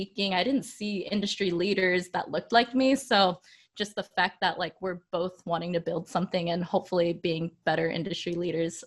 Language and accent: English; Sacramento, California, United States; moved away; back home, we're from Sacramento